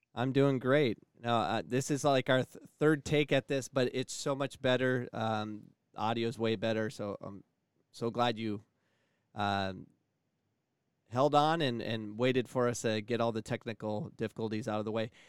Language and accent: English; Phoenix, Arizona, United States; I'm from born and raised in Phoenix, Arizona